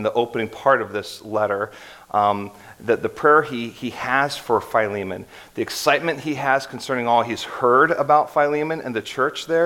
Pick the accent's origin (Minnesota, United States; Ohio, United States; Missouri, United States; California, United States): Ohio, United States; Columbus; moved away as an adult; also born or lived in Hershey, Pennsylvania / Akron, Ohio; my wife and I grew up in Columbus, but our family came from Hershey, Pennsylvania